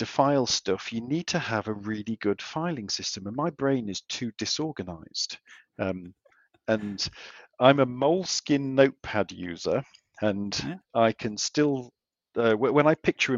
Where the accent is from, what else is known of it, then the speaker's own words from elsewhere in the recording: England, United Kingdom; moved away as an adult; now in Australia; as you can tell from my accent, I am a pom.